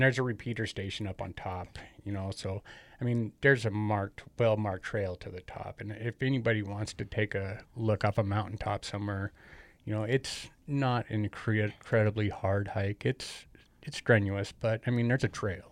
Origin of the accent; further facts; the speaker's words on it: Great Falls, Montana, United States; also born or lived in Cascade, Montana; I was born here in Great Falls.